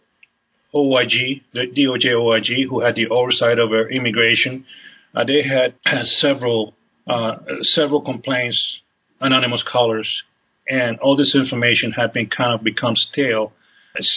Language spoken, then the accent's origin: English; Los Angeles, California, United States; also born or lived in San Diego; I'm originally from California, Los Angeles area.